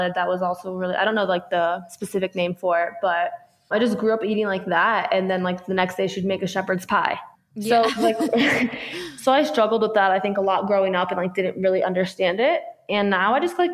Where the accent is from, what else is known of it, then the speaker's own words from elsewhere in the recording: South Florida, United States; I grew up in South Florida